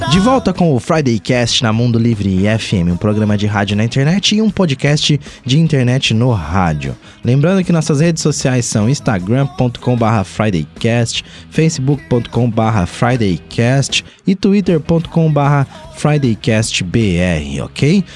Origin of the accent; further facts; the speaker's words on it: São Paulo, Brazil; eu lembro quando eu era moleque, eu sou de São Paulo